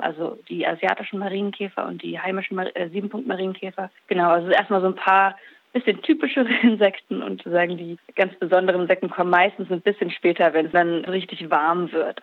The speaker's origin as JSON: {"language": "German", "country": "Germany", "said": "bei uns in Deutschland"}